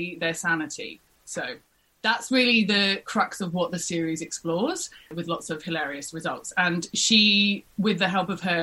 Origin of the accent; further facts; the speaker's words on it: England, United Kingdom; moved away as an adult; now in Australia; I'm a Brit through and through